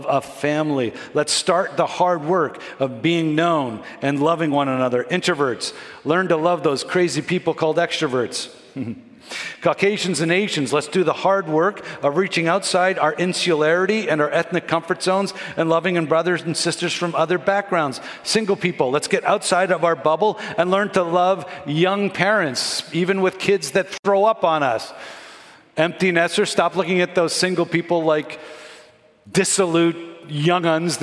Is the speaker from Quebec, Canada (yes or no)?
yes; Montreal, Quebec, Canada; also born or lived in Vancouver, Canada / Florida, United States; now in Toronto, Canada; I grew up in Montreal